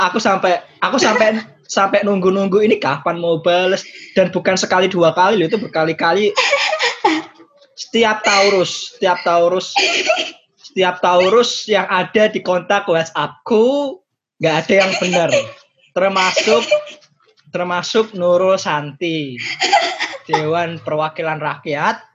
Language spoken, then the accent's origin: Indonesian; Semarang, Central Java, Indonesia; Mungkin pun kamu gak inget kalau aku orang Semarang loh.